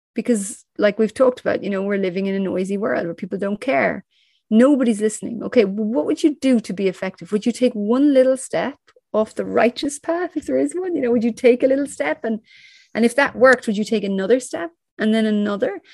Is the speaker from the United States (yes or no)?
no; Ireland; I grew up in Ireland.